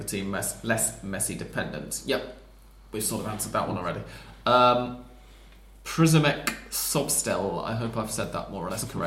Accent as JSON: {"language": "English", "region": "England", "country": "United Kingdom", "moved": "as an adult", "lives_now": "Argentina", "said": "as an English person sort of 5 years ago, or before I moved here even"}